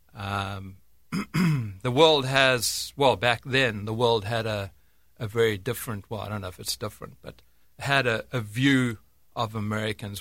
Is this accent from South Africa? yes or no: yes; South Africa; moved away as an adult; now in United States; I was born in, born and bred in South Africa, and, uh, grew up there until my, uh, I don't know, mid-twenties or so